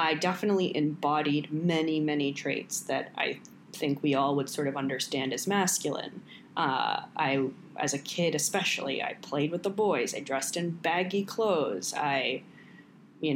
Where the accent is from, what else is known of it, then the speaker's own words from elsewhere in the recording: New York, United States; also born or lived in Paris; the town that we grew up in New York